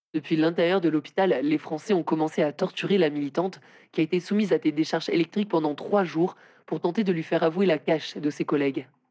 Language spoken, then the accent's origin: French; France; je suis française